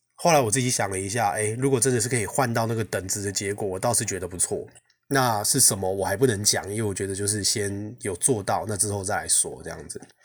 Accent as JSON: {"language": "Chinese", "country": "Taiwan", "said": "我们台湾人"}